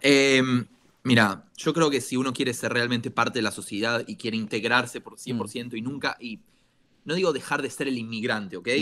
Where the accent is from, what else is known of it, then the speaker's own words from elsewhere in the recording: Argentina; now in Israel; soy un argentino que vive en Israel